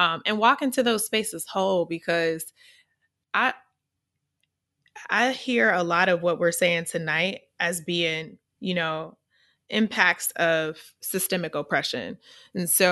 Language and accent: English; Missouri, United States; accent: AAVE; I'm from Missouri. We have a certain dialect that we speak in.